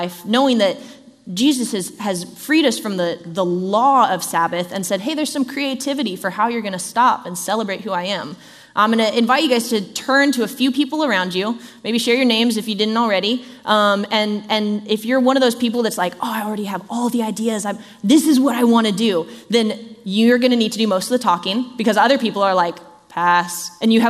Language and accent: English; Southern California, United States; I grew up in Southern California, which is earthquake country.